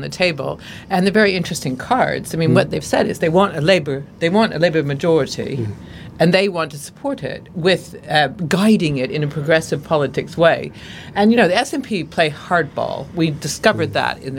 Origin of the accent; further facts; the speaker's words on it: Oregon, United States; I'm from Oregon